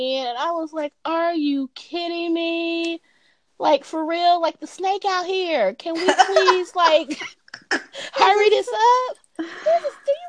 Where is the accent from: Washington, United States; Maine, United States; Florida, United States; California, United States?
California, United States; Los Angeles; now in Atlanta, United States; I am a city girl. Right. I am from Los Angeles.